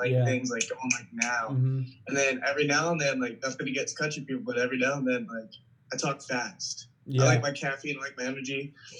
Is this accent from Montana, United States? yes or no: no; South Carolina, United States; also born or lived in Tampa, Florida; And then I lived there for about like 9 or 10 years. And so I go back and forth. And so then I live in South Carolina now since I was 9. So yeah, I was more than likely, I was raised here